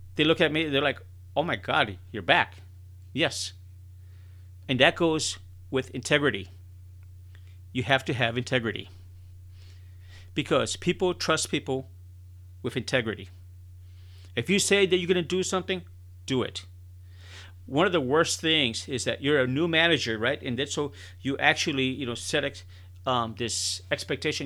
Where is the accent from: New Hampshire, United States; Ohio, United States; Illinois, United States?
Illinois, United States; Chicago; I was born and raised in Chicago, Illinois